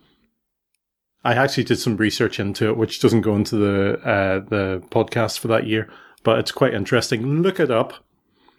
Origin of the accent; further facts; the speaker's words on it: Belfast, Northern Ireland, United Kingdom; born or raised there